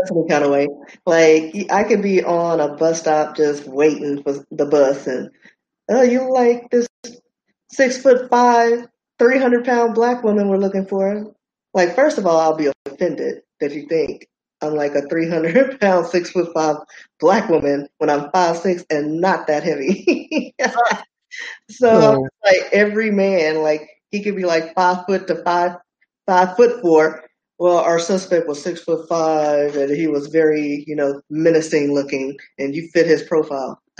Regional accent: Dallas, Texas, United States; I'm from Oak Cliff.

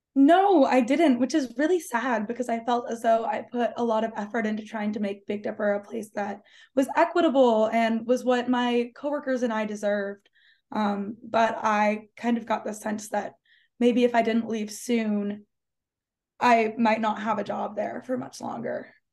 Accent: Oregon, United States; moved away; I'm from Oregon, um, in my home county, minimum wage was $14 an hour

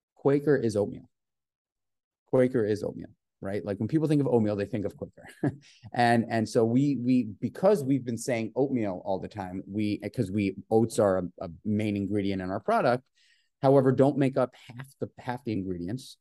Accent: New York City, New York, United States; I grew up in New York City, in Manhattan

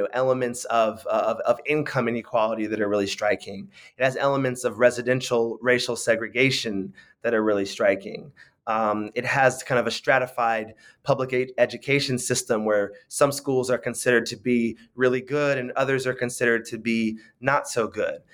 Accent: San Francisco, California, United States; I grew up in, in San Francisco

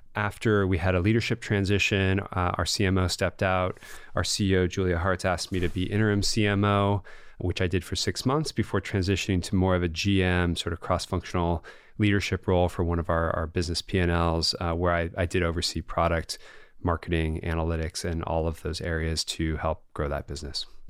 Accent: Bay Area, California, United States; I'm a Californian and a Bay Area na-, native

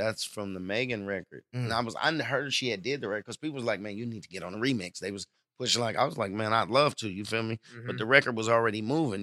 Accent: Oakland, California, United States; I come from Oakland.

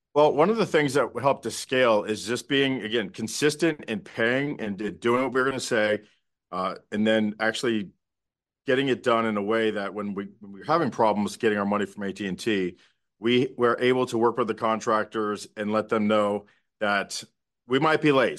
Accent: South Florida, United States; moved away; also born or lived in Dallas; we're all from South Florida

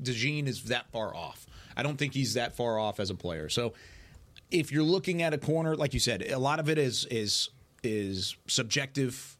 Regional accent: Waco, Texas, United States; also born or lived in Hewitt, Texas; As a Waco, Texas native myself

